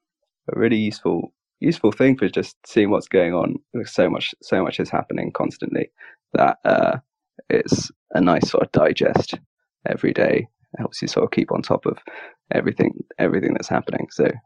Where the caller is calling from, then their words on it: London, United Kingdom; I'm calling from London in the UK.